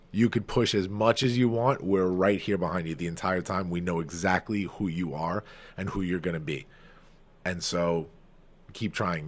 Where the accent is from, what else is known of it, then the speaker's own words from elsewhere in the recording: Farmingdale, New York, United States; my hometown, Farmingdale